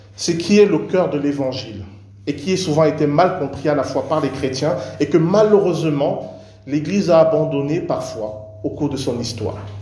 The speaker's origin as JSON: {"language": "French", "country": "Cameroon", "tie": "born or raised there", "moved": "yes", "said": "je suis né, j'ai grandi au Cameroun"}